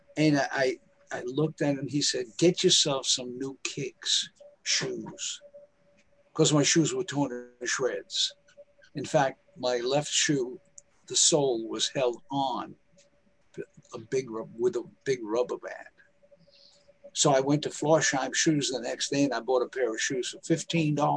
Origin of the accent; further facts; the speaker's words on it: New York City, New York, United States; I lived on the streets in Harlem. I'm from Harlem in New York